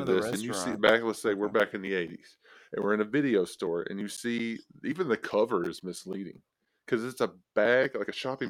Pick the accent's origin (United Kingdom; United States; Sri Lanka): United States; the South; We grew up in the South.